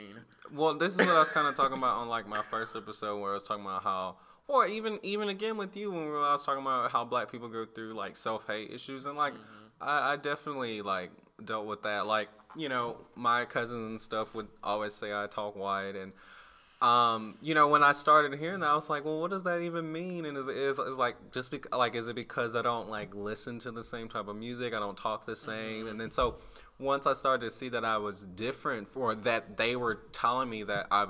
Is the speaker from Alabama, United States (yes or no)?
yes; Alabama, United States; like, the campus in my hometown in Alabama, when we moved to Alabama